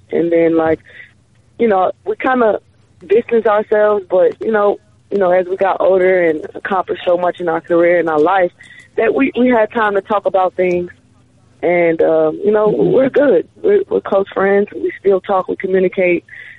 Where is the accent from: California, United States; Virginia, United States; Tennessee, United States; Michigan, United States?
California, United States; born there; nobody really know I was born in California